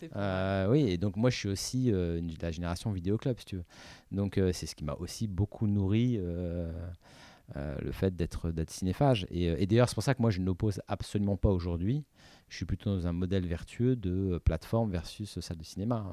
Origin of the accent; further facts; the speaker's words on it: Paris, Île-de-France, France; j'habitais à Paris